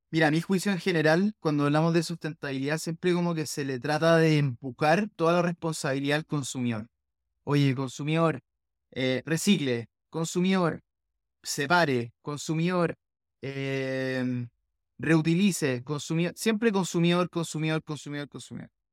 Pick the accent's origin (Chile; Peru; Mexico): Chile; nosotros como chilenos